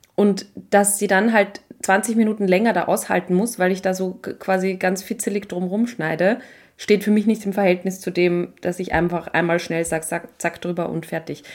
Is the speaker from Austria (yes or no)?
yes; Austria; bei uns in Österreich